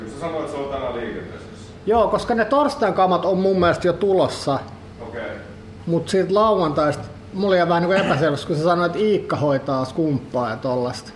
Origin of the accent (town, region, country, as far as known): Finland; born or raised there; also born or lived in Sweden